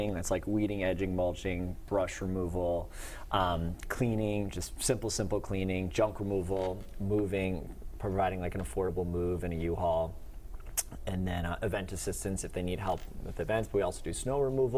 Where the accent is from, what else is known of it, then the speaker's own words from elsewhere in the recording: Little Compton, Rhode Island, United States; I grew up in Little Compton, Rhode Island, went to Portsmouth High School, then to URI, some true Rhode Islander there